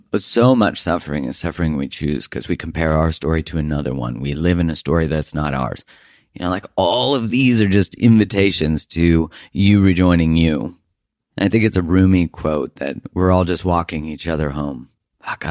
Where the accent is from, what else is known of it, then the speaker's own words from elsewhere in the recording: Calgary, Alberta, Canada; moved away; we're originally both from Calgary area.